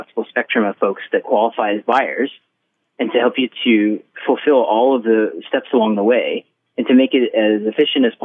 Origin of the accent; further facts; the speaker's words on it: Maryville, Missouri, United States; I'm from Maryville, Missouri, which is 12,000